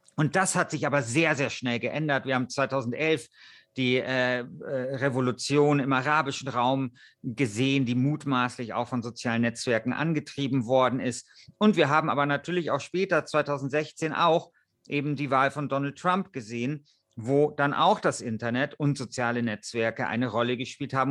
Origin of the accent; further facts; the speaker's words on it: Germany; bei uns in Deutschland